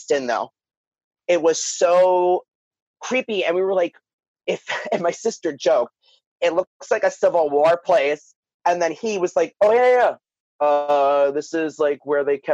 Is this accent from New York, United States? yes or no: yes; New York City, New York, United States; moved away; also born or lived in Florida; me and my sister, who are from Staten Island